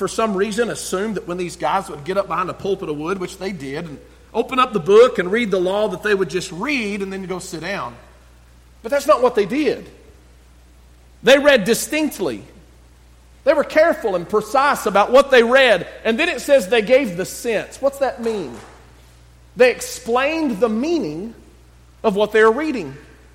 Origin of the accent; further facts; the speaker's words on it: West Texas, United States; I'm from West Texas